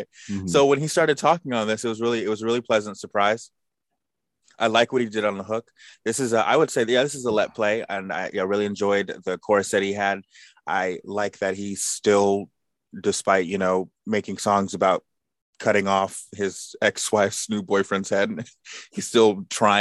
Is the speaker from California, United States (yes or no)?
yes; California, United States; I'm from California